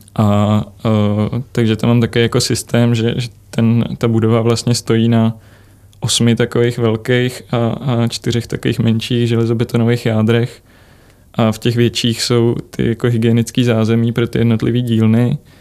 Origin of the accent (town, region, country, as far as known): Czechia